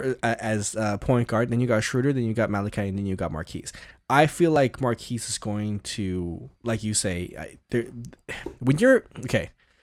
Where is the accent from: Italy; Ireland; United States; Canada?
Canada; as a Canadian basketball fan